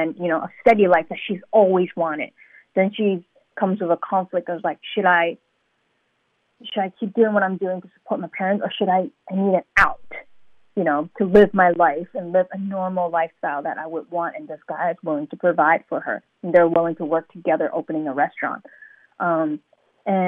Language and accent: English; New York City, New York, United States; also born or lived in Hong Kong; I was born in Hong Kong and I grew up in Brooklyn, New York